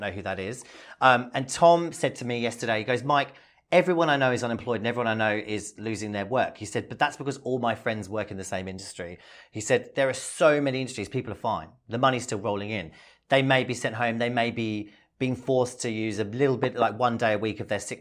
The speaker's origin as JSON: {"language": "English", "region": "London", "country": "United Kingdom", "moved": "yes", "lives_now": "Australia", "said": "I'm from London"}